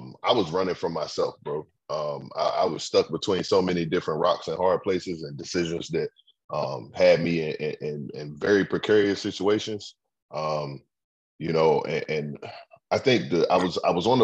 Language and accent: English; Forest Heights, Maryland, United States; also born or lived in Temple Hills; I grew up in Forest Heights, man, in the 90s, between Forest Heights and Temple Hills